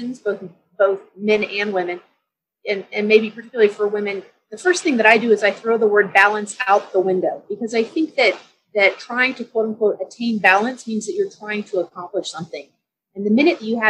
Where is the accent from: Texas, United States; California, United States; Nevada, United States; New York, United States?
Texas, United States; San Antonio; moved away as an adult; also born or lived in Dallas, Texas; now in Denver, United States; So I grew up in Texas. I grew up in San Antonio.